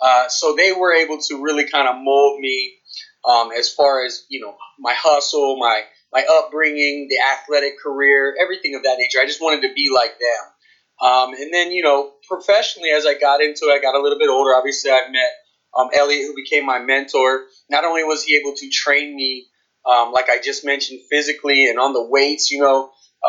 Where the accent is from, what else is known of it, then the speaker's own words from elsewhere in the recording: Dunedin, Florida, United States; I'm from Dunedin, which is about, an hour north of St. Petersburg